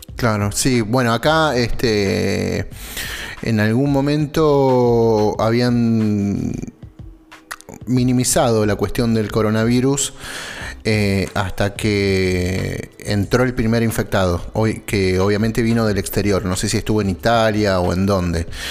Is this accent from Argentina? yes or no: yes; Argentina; somos argentinos argentinos